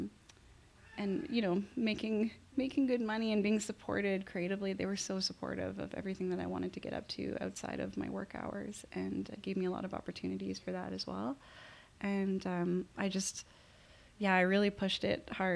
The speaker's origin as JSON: {"language": "English", "town": "North Vancouver", "region": "British Columbia", "country": "Canada", "tie": "born or raised there", "also_born_or_lived": "Montreal", "said": "I grew up on the North Shore"}